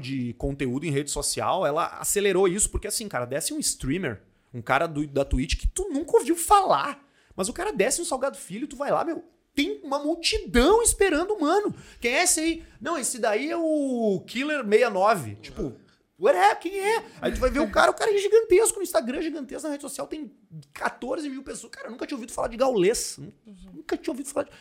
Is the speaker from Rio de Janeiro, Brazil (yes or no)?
no; Porto Alegre, Rio Grande do Sul, Brazil; Nasci em Porto Alegre, morei em AP a minha vida inteira